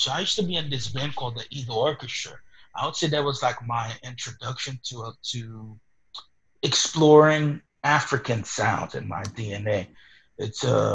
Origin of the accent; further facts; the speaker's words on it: Haiti; now in New York, United States; the church music that I grew up listening to in Haiti